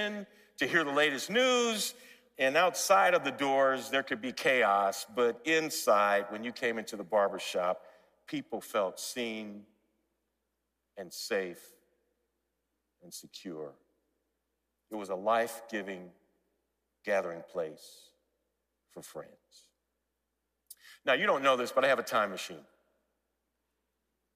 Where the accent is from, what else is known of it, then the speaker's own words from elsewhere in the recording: St. Louis, Missouri, United States; also born or lived in San Diego; now in Twin Cities, United States; I grew up in the Fountain Park neighborhood of North St. Louis.